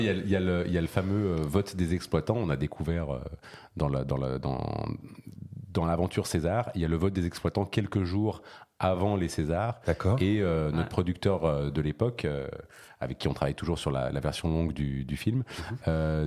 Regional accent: Switzerland; moved away as an adult; also born or lived in New York, United States; now in Paris, France; j'ai des origines diverses, mais j'ai grandi en Suisse

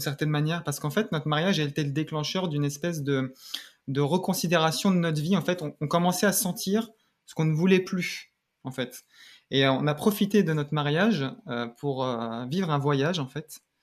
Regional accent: Seine-Saint-Denis, Île-de-France, France; moved away as an adult; also born or lived in Paris; now in Canada; je suis né à Paris et j'ai grandi en région parisienne, dans, en Seine-Saint-Denis

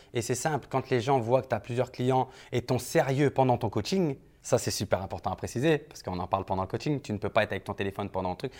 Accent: France; moved away as an adult; now in Dubai, United Arab Emirates; Je suis de France directement et maintenant, ben, donc je vis sur Dubaï.

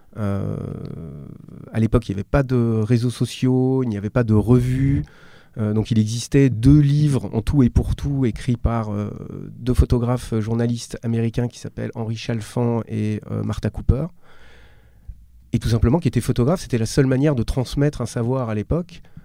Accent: Strasbourg, Grand Est, France; Je viens d'une, d'une ville moyenne, je suis originaire de Strasbourg.

